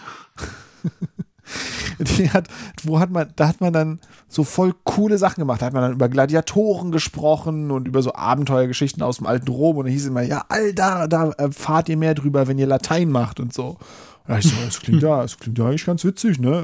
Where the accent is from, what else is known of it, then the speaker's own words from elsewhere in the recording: Berlin, Germany; ich bin in Wilmersdorf aufgewachsen